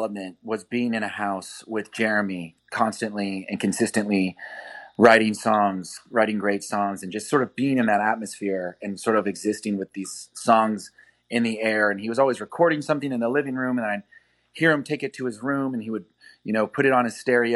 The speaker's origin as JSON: {"language": "English", "town": "Kansas City", "region": "Missouri", "country": "United States", "tie": "born or raised there", "also_born_or_lived": "New York", "moved": "as an adult", "said": "growing up in the Midwest"}